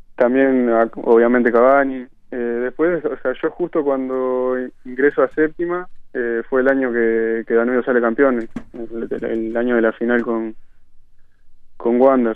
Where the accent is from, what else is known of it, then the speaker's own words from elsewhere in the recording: Barrio Nuevo París, Montevideo, Uruguay; yo nací en Barrio La Valleja y, después con 7, 8 años me mudé a Barrio Nuevo París y desde entonces vivo, vivo ahí